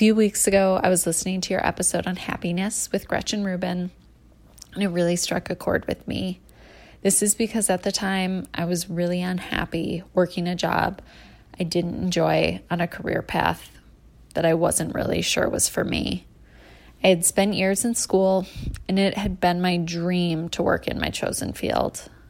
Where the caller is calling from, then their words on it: Wisconsin, United States; I'm calling from Wisconsin.